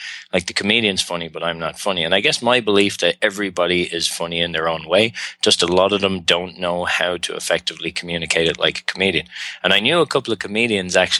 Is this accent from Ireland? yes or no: yes; Ireland; accent: Irish; moved away; also born or lived in Australia / Montreal, Canada / China; I'm Irish.